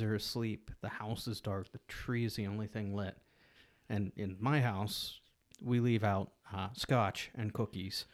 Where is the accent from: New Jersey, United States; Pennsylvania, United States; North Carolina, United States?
Pennsylvania, United States; Pittsburgh; growing up in Pittsburgh